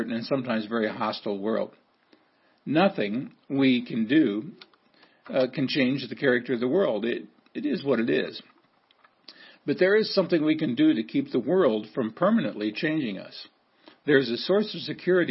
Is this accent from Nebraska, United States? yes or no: yes; Seward, Nebraska, United States; growing up in Seward, Nebraska